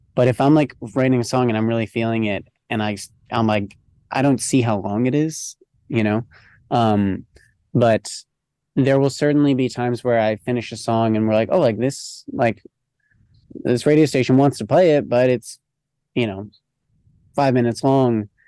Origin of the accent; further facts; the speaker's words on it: New Jersey, United States; I grew up in New Jersey, kind of like just outside New York City.